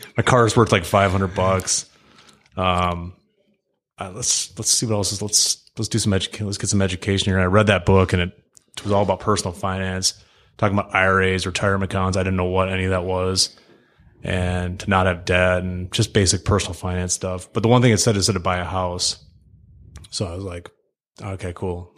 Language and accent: English; Birmingham, Michigan, United States; born and raised in Birmingham, Michigan.